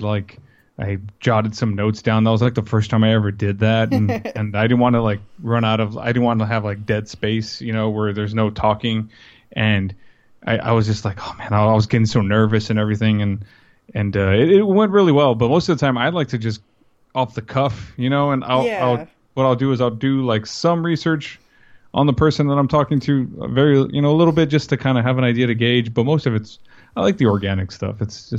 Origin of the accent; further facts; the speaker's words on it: Texas, United States; I mean, even though I'm from South Texas, that I don't sound like I'm from South Texas.